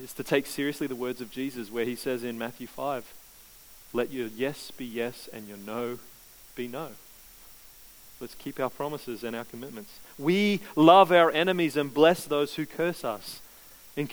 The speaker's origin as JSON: {"language": "English", "region": "Queensland", "country": "Australia", "tie": "born or raised there", "said": "I grew up in Queensland."}